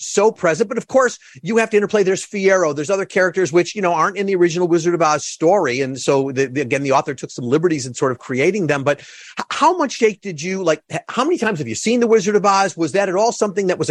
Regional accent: Chicago, Illinois, United States; I'm from Chicago

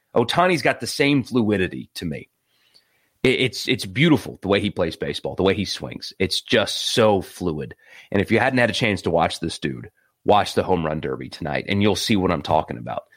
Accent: Greenville, South Carolina, United States; born or raised there

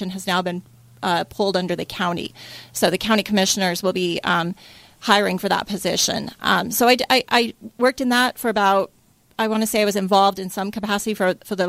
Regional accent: West Valley City, Utah, United States; moved away as an adult; now in Washington City, United States; I'm originally from up north, as they say it down here.

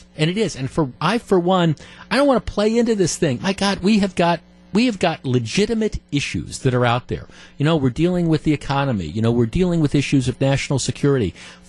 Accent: Glendale, Wisconsin, United States; grew up in southeastern Wisconsin. I grew up in Glendale.

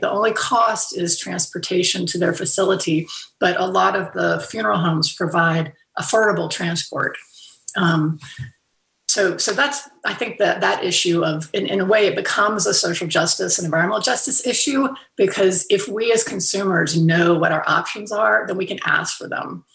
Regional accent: Fairhope, Alabama, United States; moved away; also born or lived in western North Carolina; I haven't been to my hometown in Fairhope, Alabama in two years because of pandemic. But this year I am going back home.

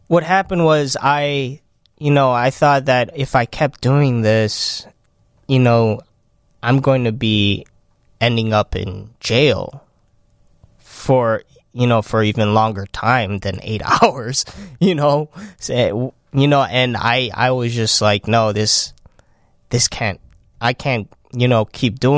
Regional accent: Chicago, Illinois, United States; Uh, I'm from

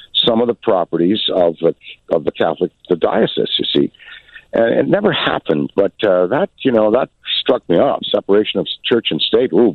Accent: Ottawa, Ontario, Canada; being a youth growing up in Ottawa, Canada

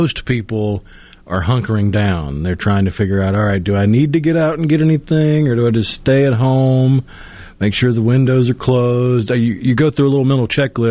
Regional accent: Tupelo, Mississippi, United States; I'm from Tupelo, and two sports teams that we had in Tupelo growing up

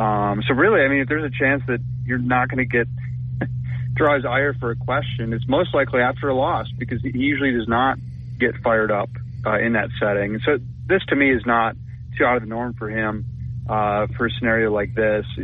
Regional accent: Minnesota, United States; moved away as an adult; now in Tuscaloosa, United States; I'm from Minnesota, so when you talk about weather, uh, we know cold weather

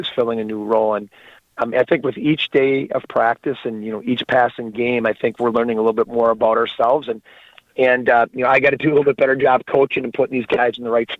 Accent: Edgar, Wisconsin, United States; moved away; I'm originally from Edgar, Wisconsin

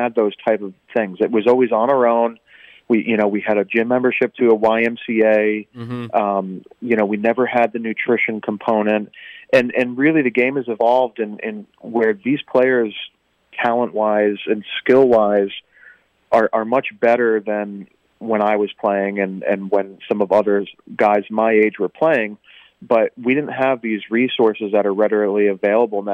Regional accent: Northeast, United States; moved away as an adult; now in Florida, United States; I'm from the Northeast originally

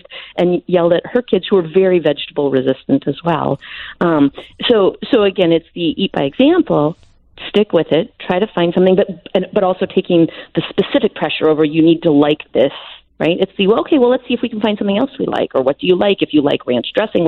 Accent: Wisconsin, United States; I grew up in Wisconsin

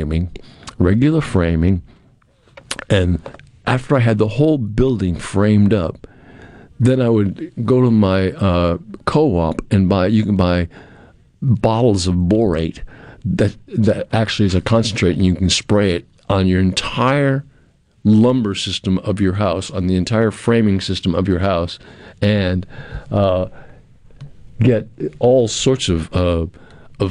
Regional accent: New England, United States; moved away; I grew up in New England where slabs were unheard of and not very many were used. But down here, I've lived on slabs two or three times

